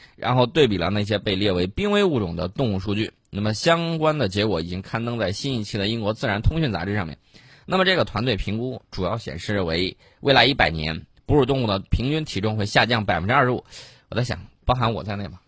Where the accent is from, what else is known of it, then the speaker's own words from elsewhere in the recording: Yellow River Flooded Area, China; 当年在黄泛区盐碱地特别多 ，我老家那个地方，就特别多的盐碱啊